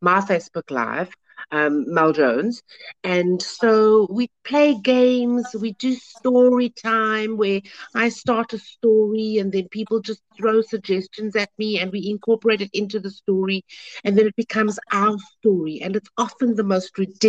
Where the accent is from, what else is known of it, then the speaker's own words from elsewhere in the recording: Cape Town, Western Cape, South Africa; I grew up on the Cape Flats